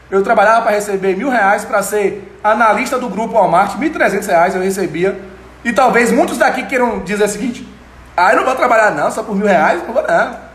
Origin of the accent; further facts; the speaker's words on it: Itaberaba, Bahia, Brazil; also born or lived in Salvador; menininho lá de Itaberaba, que não sou daqui de Itaberaba, sou de Salvador, mas morei minha vida toda em Itaberaba.